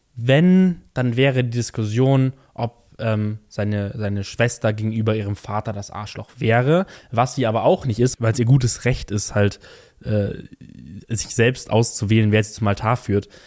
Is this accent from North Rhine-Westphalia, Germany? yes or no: no; Bavaria, Germany; bei uns in Bayern